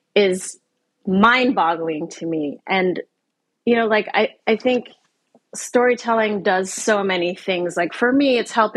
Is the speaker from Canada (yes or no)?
yes; Canada; moved away; also born or lived in Asia; where I grew up in Canada